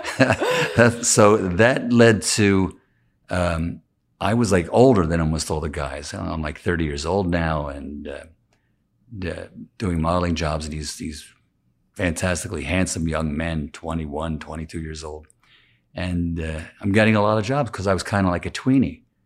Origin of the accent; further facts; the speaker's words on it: Philadelphia, Pennsylvania, United States; accent: Philadelphia; that little bit of a Philadelphia accent, and I always feel like I sound like I'm definitely from the East Coast